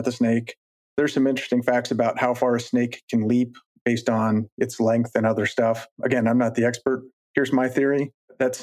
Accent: Colorado, United States; growing up in Colorado

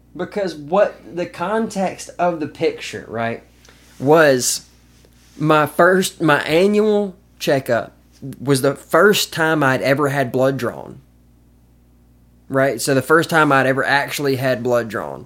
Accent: Caledonia, Mississippi, United States; also born or lived in Madison, Mississippi / Jackson, Mississippi; now in Columbus, United States; I grew up in Caledonia.

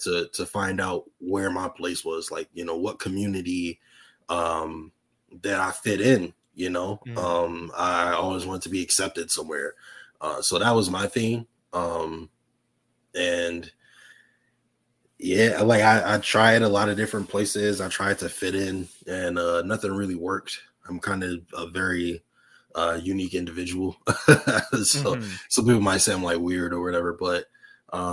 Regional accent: Buffalo, New York, United States; moved away as an adult; also born or lived in Tampa, Florida; born and raised in Buffalo, New York, up until I was about 20 years old

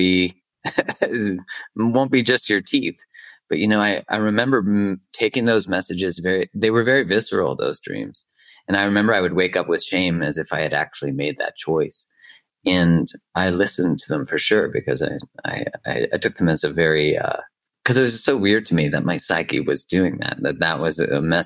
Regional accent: Alberta, Canada; I'm from Alberta, you know, it's like the Texas.

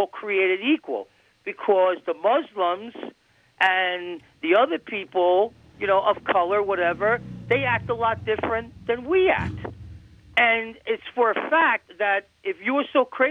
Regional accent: New York City, New York, United States; I grew up in New York City where the population is everything

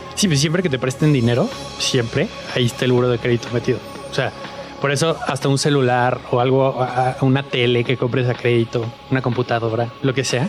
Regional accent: Mexico City, Mexico; also born or lived in United States; yo, nací aquí en la Ciudad de México eh, en el 96, tengo 27 años

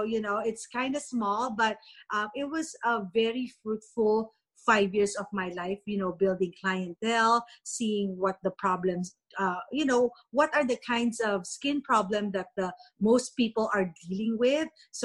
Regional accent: Philippines; moved away as an adult; now in United States; I grew up in the Philippines. So I came here when I was 26

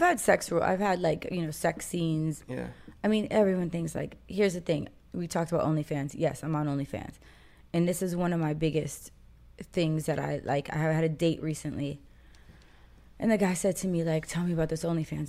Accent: Los Angeles, California, United States; I am from Los Angeles, California

